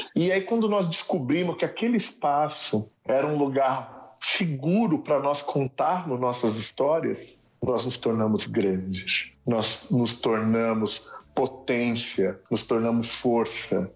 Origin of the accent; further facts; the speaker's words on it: São Paulo, Brazil; Eu moro ainda no lugar onde eu nasci, que é a Vila Inhocuné